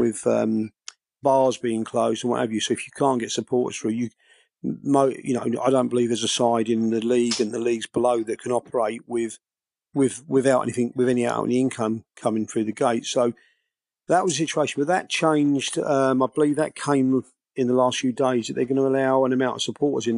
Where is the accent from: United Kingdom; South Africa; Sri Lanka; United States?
United Kingdom; Biggleswade, East of England; I'm born and bred in Biggleswade